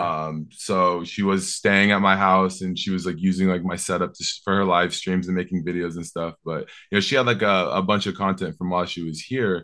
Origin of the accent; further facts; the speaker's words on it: Seattle, Washington, United States; I'm from Seattle